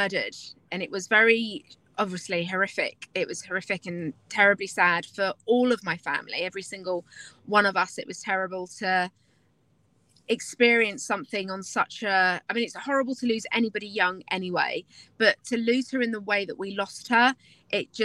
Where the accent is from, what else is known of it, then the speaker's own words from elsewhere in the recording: London, United Kingdom; now in Nashville, United States; I am from London originally, but I now live in Nashville, Tennessee